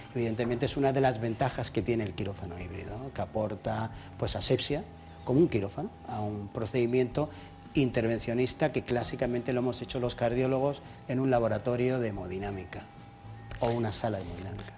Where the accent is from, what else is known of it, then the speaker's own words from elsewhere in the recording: Jaén, Andalusia, Spain; moved away; Yo soy de Jaén, del barrio de San Juan